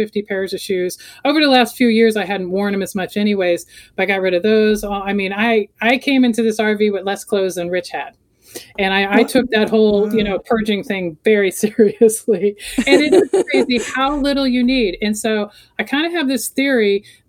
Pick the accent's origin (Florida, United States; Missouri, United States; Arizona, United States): Florida, United States; moved away as an adult; also born or lived in Colorado; I grew up in Florida, moved to Colorado in 95